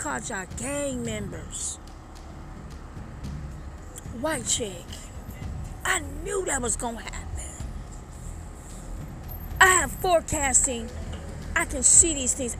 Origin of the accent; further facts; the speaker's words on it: Detroit, Michigan, United States; moved away; also born or lived in Brooklyn, New York / Venice Beach, Los Angeles; I'm from Detroit, baby. I'm from Detroit. I'm from Brooklyn as well. I grew up around the Motown